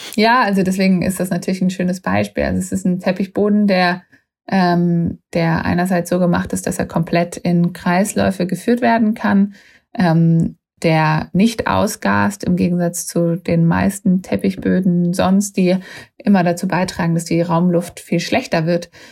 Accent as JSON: {"language": "German", "country": "Germany", "said": "waren auch als Deutsche da immer so VorreiterInnen"}